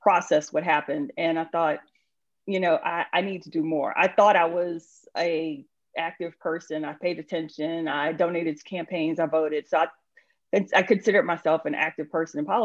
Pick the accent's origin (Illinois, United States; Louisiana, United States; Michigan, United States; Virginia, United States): Louisiana, United States; New Orleans; moved away as an adult; now in Snellville, United States; So I am originally from New Orleans. I was born and raised in New Orleans